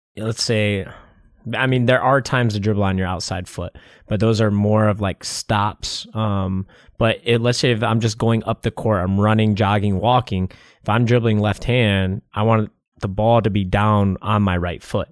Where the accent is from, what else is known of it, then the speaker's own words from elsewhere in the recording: Michigan, United States; I'm from Michigan